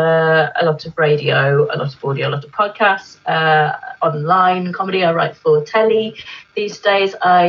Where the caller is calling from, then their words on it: Canterbury, South East England, United Kingdom; I'm calling you from just outside of Canterbury.